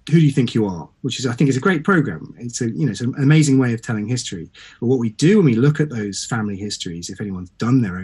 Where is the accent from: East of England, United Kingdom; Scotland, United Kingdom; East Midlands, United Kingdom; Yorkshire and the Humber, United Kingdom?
East of England, United Kingdom; Suffolk; I'm from East Anglia